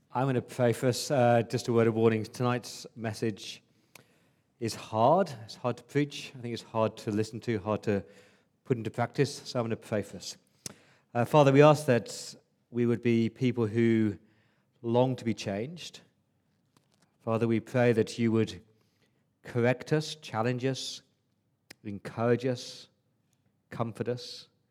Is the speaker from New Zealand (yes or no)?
no; England, United Kingdom; now in Australia; as a Englishman